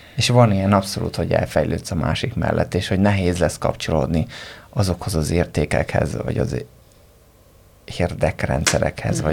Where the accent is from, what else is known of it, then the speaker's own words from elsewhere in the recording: Hungary; magyar vagyok